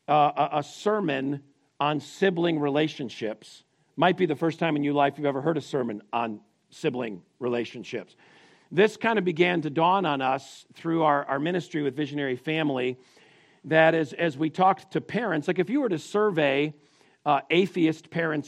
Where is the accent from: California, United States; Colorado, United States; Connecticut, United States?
Connecticut, United States; I grew up in Connecticut